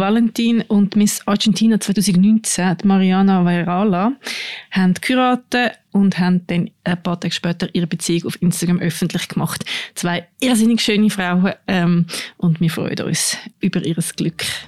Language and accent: German; Aargau, Switzerland; wo meine Eltern ihr Haus gebaut haben im Aargau, wo ich aufgewachsen bin